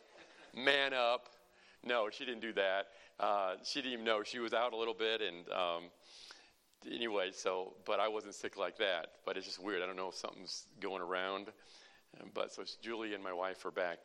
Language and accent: English; Illinois, United States; We're from the People's Socialist Republic of Illinois.